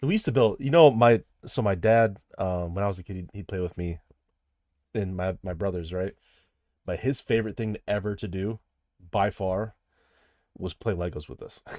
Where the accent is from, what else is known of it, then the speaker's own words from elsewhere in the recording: Midwest, United States; I'm from the Midwest